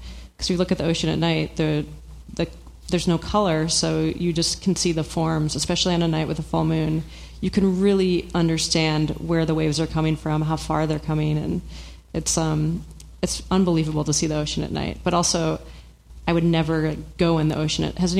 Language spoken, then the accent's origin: English; Midwest, United States; I grew up in the Midwest, so there's no ocean.